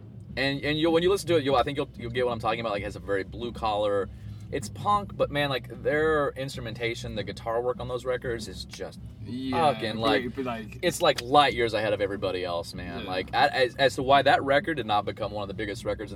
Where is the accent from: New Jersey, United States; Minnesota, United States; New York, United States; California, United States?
New York, United States; I grew up in New York